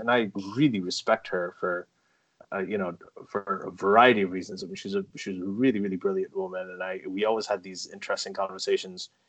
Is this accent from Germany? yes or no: no; Saudi Arabia; also born or lived in England; now I grew up in a Muslim family uh, a Pakistani Muslim family growing up in Saudi Arabia. Okay, so I was surrounded by Islam.